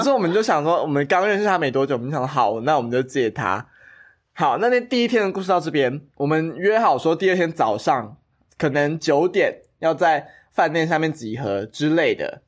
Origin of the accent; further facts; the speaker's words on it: Taiwan; 我一直都跟你说我不是，然后我在台湾出生， 哦， 所以我 懂 其实大部分的亲人都在印尼。